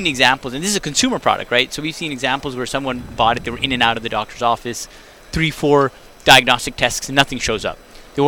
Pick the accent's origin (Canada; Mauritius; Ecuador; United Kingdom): Canada; now in United States; I'm Canadian originally before I moved to the States.